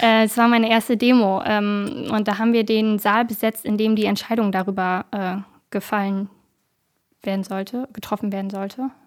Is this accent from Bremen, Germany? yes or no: yes; Bremen, Germany; Ich komme aus Bremen.